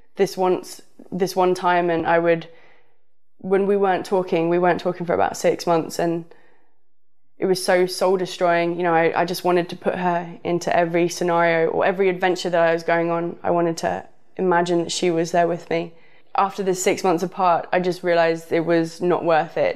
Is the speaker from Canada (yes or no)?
no; the south of England, United Kingdom; moved away; also born or lived in Los Angeles; I'm from the south